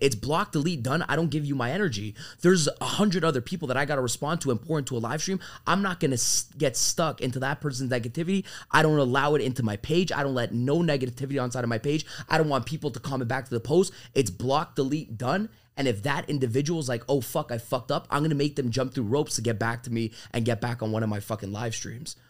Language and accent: English; Toronto, Ontario, Canada; moved away as an adult; also born or lived in Florida; now in Miami, United States; I'm from Toronto, Canada